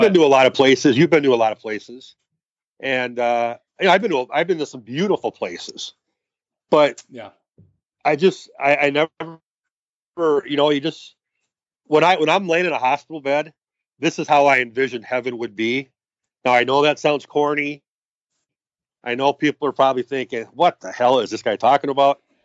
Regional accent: Monticello, Minnesota, United States; I grew up in Minnesota, actually in Monticello, uh, home of the nuclear plant

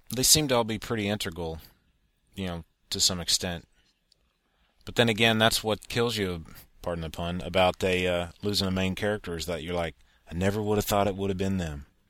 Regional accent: Texas, United States; as a Texan

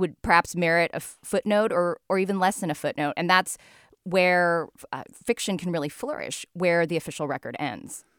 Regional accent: United States; I'm the American-born daughter of Chinese immigrants

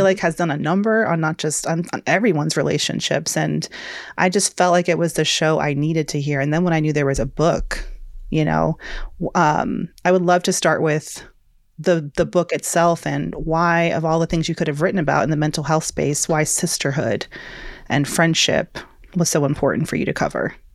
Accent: Georgia, United States; moved away; I'm a Southern girl. I'm from Georgia originally

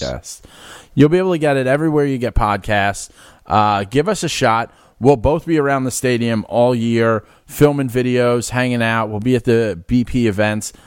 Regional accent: New York City, New York, United States; also born or lived in Philadelphia; I'm born and raised in the Bronx on City Island.

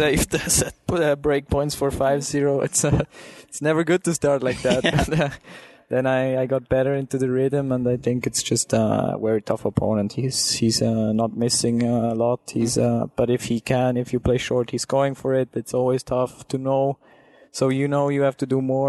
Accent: Switzerland; I'm coming from Switzerland

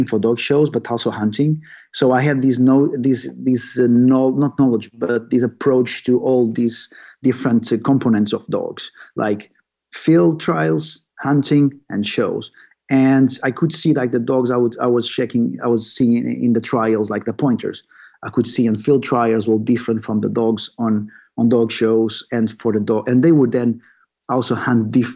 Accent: Portugal; moved away as an adult; now in Sweden; I'm originally from Portugal. I just moved to Sweden, the north of Europe, 10 years ago

